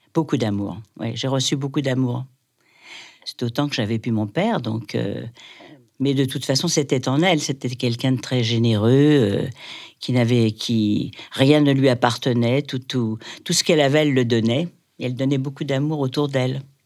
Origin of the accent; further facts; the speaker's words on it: Paris, Île-de-France, France; j'ai grandi, alors, euh, j'ai grandi à Paris, à l'âge de 6 ans